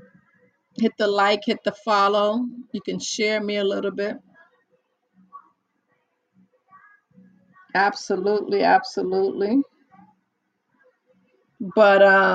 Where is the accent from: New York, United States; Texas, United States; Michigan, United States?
New York, United States; accent: New York; From the east part of New York. You can't tell by my accent